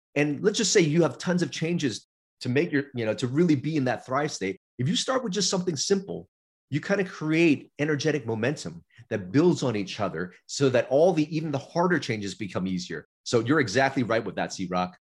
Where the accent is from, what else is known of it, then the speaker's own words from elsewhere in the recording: Los Angeles, California, United States; We were in Chinatown, LA, when I first moved here, which was a, a, a city and region of immigrants. But I got bused to uh, more affluent area for school